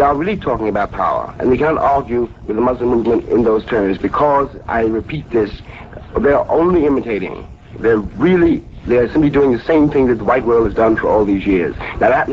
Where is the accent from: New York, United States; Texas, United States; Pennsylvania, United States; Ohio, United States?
New York, United States; New York City; I'm from Harlem, too. I was born in those streets and raised in them